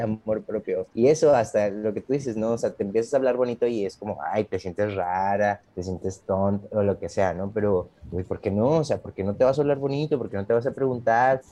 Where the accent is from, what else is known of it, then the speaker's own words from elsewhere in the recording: Monterrey, Nuevo León, Mexico; moved away as an adult; now in Playa del Carmen, Mexico; ahorita vivo en Playa del Carmen, pero regreso muchas veces a, mi tierra natal, que es allá la Sultana